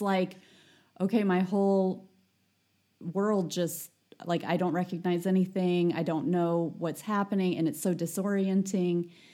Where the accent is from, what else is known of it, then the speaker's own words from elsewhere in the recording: United States; as an American